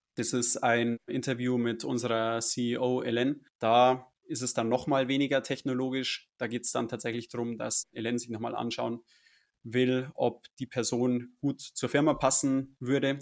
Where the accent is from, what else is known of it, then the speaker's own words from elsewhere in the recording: Munich, Bavaria, Germany; Ich bin aus München